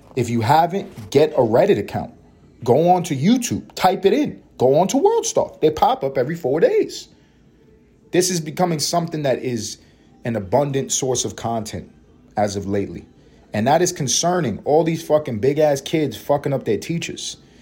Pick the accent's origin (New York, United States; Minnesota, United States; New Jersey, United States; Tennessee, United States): New York, United States; New York City; I grew up in the hood. I grew up in Harlem, East Harlem in particular